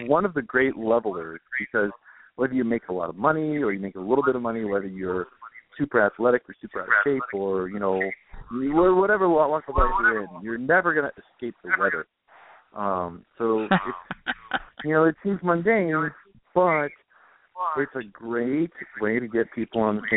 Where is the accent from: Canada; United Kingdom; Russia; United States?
United States; Chicago, Illinois; moved away; Originally, I'm from northern Chicagoland area